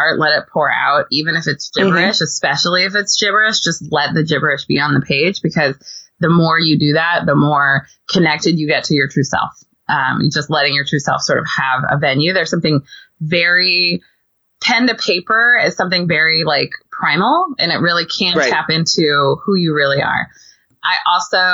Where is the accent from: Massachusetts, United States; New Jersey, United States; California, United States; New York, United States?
California, United States; moved away as an adult; I grew up in California